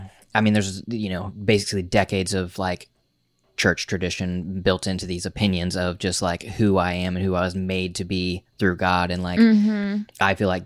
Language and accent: English; New York, United States; I am a YouTuber, I am a podcaster, I am a New Yorker